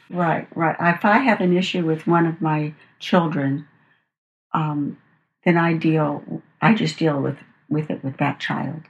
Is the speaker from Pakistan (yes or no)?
no; Los Angeles, California, United States; also born or lived in Arcadia; i grew up in uh, los angeles my father was a home builder